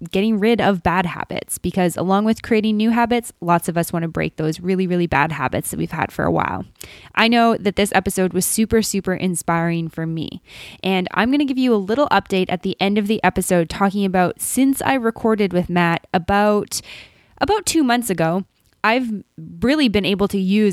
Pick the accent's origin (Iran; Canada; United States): Canada; almost as Canadian as me